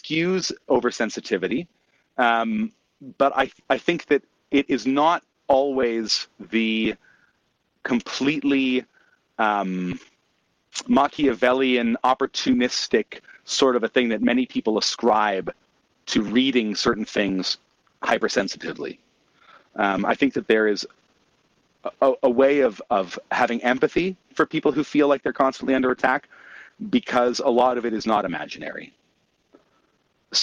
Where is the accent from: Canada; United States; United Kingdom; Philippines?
Canada; as a Canadian